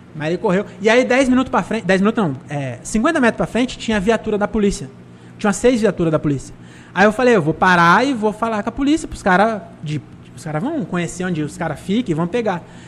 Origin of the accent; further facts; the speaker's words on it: Francisco Morato, São Paulo, Brazil; eu sou de Morato